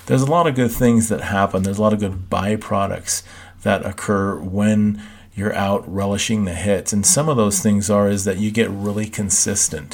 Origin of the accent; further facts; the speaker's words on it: Southern California, United States; I grew up in Southern California